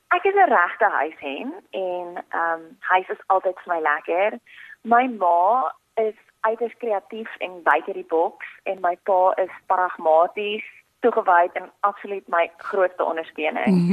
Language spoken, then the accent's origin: Afrikaans; Port Elizabeth, Eastern Cape, South Africa; moved away as an adult; also born or lived in Pretoria / Stellenbosch; ek het hierdie voorreg gehad om in Port Elizabeth groot te word